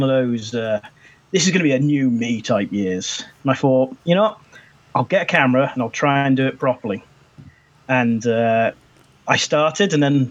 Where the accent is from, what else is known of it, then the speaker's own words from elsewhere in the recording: Shropshire, West Midlands, United Kingdom; I'm from England. A little town, Shropshire